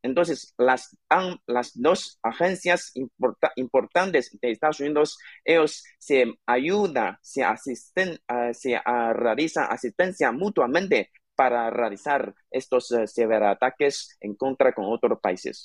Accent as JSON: {"language": "Spanish", "country": "China", "said": "nuestro país, contra China"}